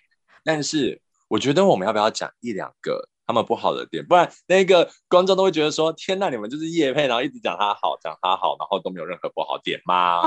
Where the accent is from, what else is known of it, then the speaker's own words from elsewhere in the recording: Taiwan; moved away; also born or lived in Japan; 身为台湾人长大，台湾人思维